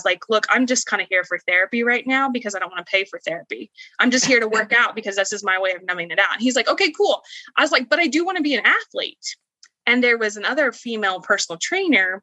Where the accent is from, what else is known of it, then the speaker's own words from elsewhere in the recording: Indiana, United States; moved away as an adult; now in Florida, United States; I was born and raised in Indiana and I was actually born and raised in the Amish culture